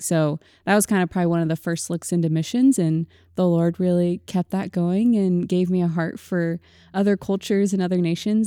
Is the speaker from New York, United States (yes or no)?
no; Springfield, Missouri, United States; I was born and raised in Springfield, Missouri